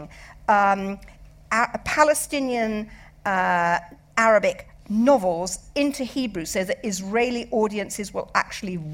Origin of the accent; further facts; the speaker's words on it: London, United Kingdom; I grew up in London